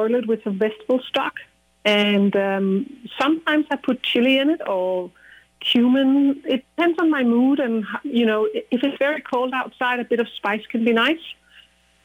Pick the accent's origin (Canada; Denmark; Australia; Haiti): Denmark; Copenhagen, Capital Region of Denmark; growing up in Copenhagen